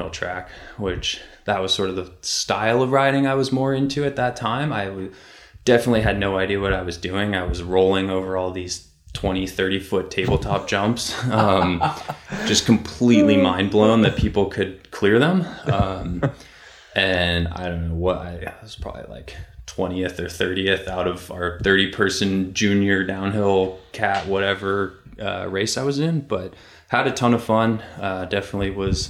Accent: Marin County, California, United States; I grew up in Marin County, which is the birthplace of mountain biking

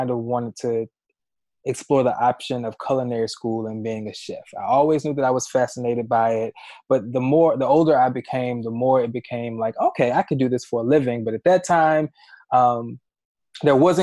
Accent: Memphis, Tennessee, United States; I'm from Memphis, Tennessee, born and raised.

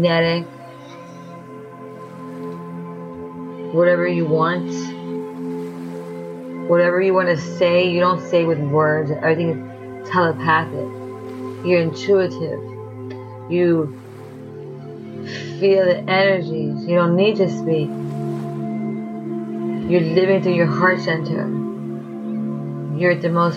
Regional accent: New York, United States; I am from New York

